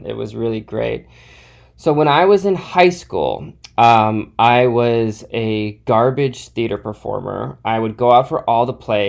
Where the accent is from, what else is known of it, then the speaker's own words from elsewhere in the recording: Cleveland, Ohio, United States; moved away as an adult; also born or lived in New York; now in Los Angeles, United States; I'm from Cleveland, Ohio.